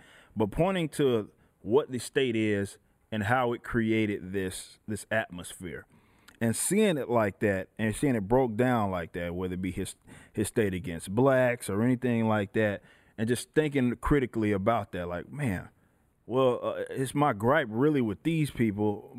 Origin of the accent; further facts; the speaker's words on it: Dallas, Texas, United States; Yeah, so I grew up in Dallas, Texas.